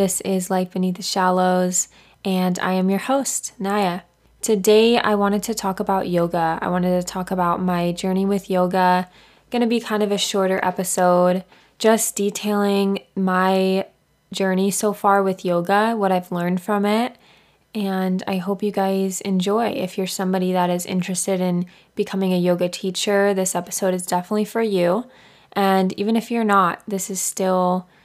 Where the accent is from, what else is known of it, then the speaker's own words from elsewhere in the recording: Maui, Hawaii, United States; also born or lived in Santa Barbara; I grew up here in Maui